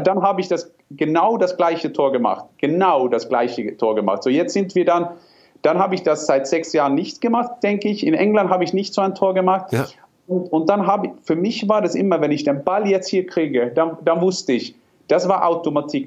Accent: Norway; German is a second language; moved away; ich bin Norweger

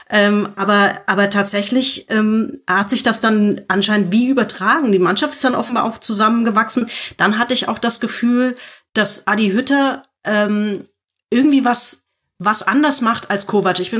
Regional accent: Frankfurt, Hesse, Germany; Und ich bin als Frankfurter irgendwie auch leidgeprüft

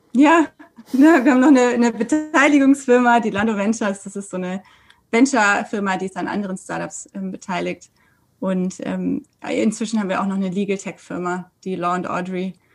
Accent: Sindelfingen, Baden-Württemberg, Germany; also born or lived in Freiburg / France; now in Stuttgart, Germany; ich bin ähm, in Sindelfingen geboren und jetzt Anwältin in Stuttgart.

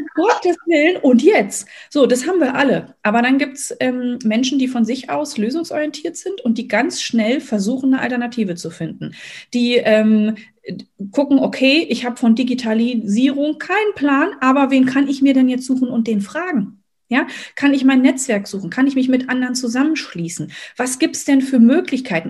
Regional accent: Berlin, Germany; also born or lived in near Rostock; now in Rostock, Germany; Ich wohne momentan in der Nähe von Rostock, bin gebürtige Berlinerin

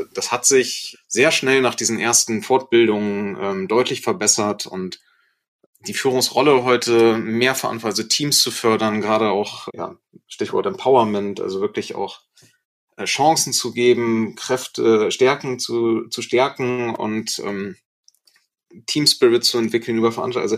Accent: Germany; also born or lived in Osnabrück, Lower Saxony; wir sind ja Deutsche, wir haben auch diese deutsche Kultur einfach inne

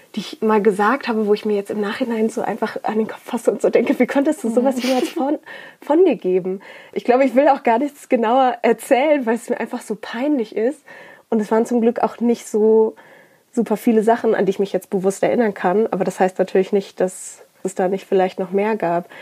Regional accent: Ruhr area, North Rhine-Westphalia, Germany; ich bin aber in, so born and bred im Ruhrpott.

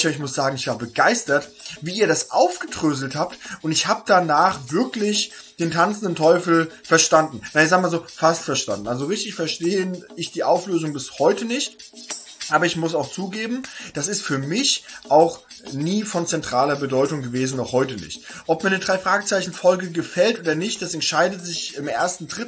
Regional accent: Hesse, Germany; Denn ich komme eigentlich nicht gebürtig aus Berlin, sondern komme aus Hesse.

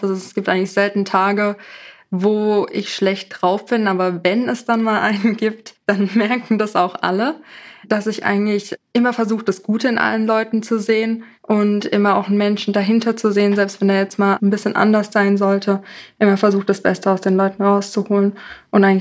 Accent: Bühl, Baden-Württemberg, Germany; Aus Bühl, das ist

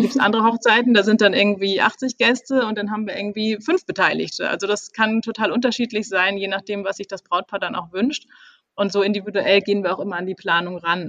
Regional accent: Kiel, Schleswig-Holstein, Germany; moved away as an adult; now in Hamburg, Germany; ich komme eigentlich aus Kiel

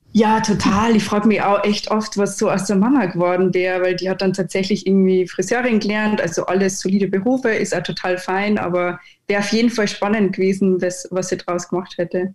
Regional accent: Neuhofen im Innkreis, Upper Austria, Austria; now in Munich, Germany; ich komme ursprünglich aus Oberösterreich, äh, lebe jetzt aber seit 13 Jahren in München

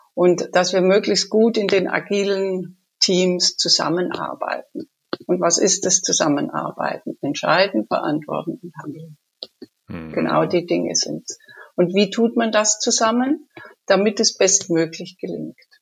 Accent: Munich, Bavaria, Germany; ich komme aus München

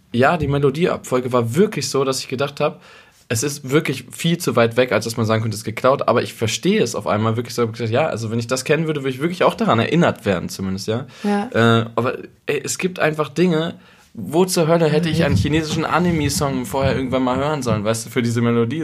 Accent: North Rhine-Westphalia, Germany; moved away as an adult; also born or lived in Berlin; ich komme aus Ostwestfalen und bei mir zu Hause gab es echt immer so Bürodiesel

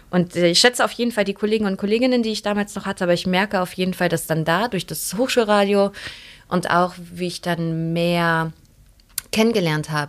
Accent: Neuss, North Rhine-Westphalia, Germany; ich bin in Neuss aufgewachsen, also was ist das, 40 Kilometer von hier.

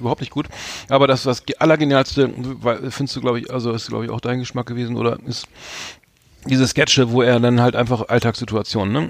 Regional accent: Bremen, Germany; als Bremer

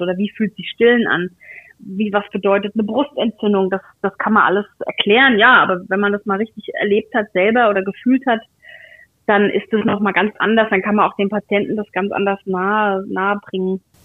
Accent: Aschaffenburg, Bavaria, Germany; moved away; Ich komme aus Aschaffenburg, das ist jetzt nicht so weit weg

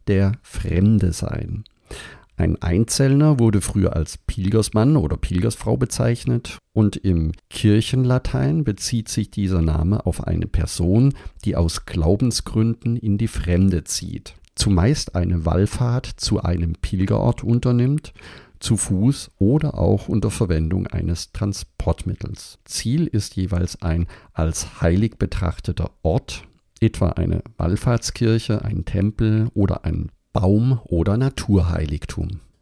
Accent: Überlingen, Baden-Württemberg, Germany; dass ich am Bodensee aufgewachsen bin in Überlingen

